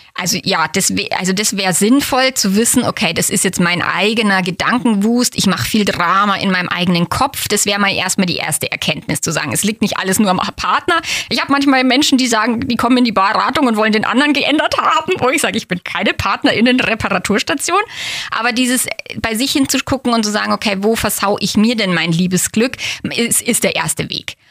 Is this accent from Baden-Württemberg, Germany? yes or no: no; Feldkirchen-Westerham, Bavaria, Germany; born or raised there